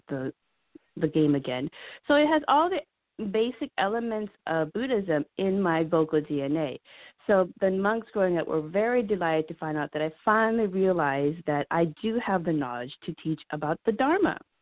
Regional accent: Laos; I'm Laotian

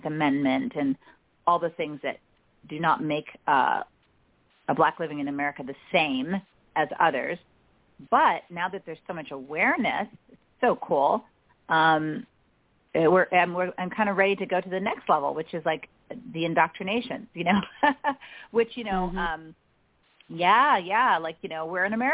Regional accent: Nigeria; moved away; also born or lived in United States; I was born in the States but raised in Nigeria

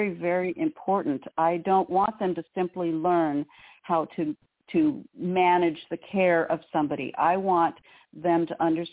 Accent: Southern California, United States; we grew up in SoCal in the 70s, which was hot as blazes

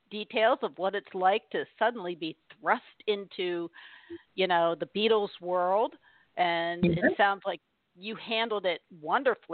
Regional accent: New Jersey, United States; we're from North Jersey

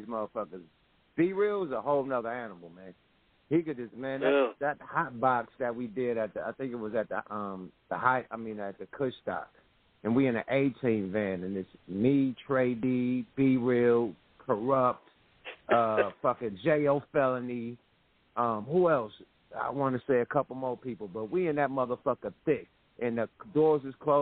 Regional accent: Oakland, California, United States; I'm from the Ville, man, East Oakland

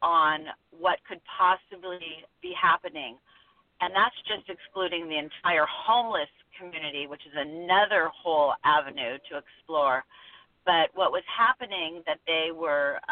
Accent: Los Angeles, California, United States; also born or lived in Northwest US; now in Pacific Northwest, United States; I'm actually from Los Angeles, grew up there, and I now live in the Northwest

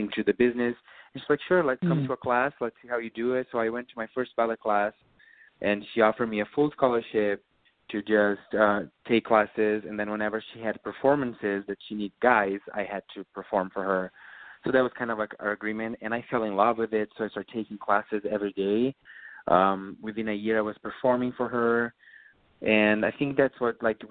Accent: Rio Grande do Sul, Brazil; English is a second language; moved away as an adult; also born or lived in Porto Alegre, Brazil; now in New York, United States

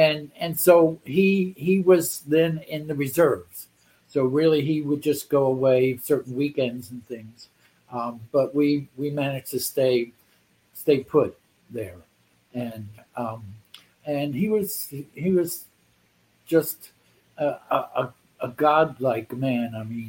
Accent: Philadelphia, Pennsylvania, United States; Philadelphia, Bucks County, outside Philadelphia.

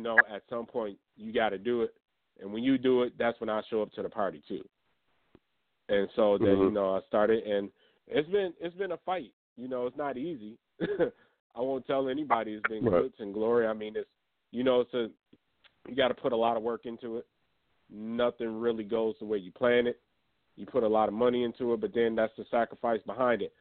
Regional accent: Grand Rapids, Michigan, United States; I'm from Grand Rapids, Michigan

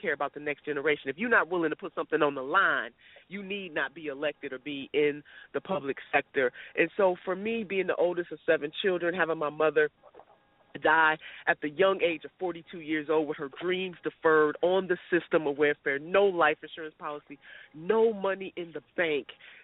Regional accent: Cleveland, Ohio, United States; I still am from Cleveland, Ohio

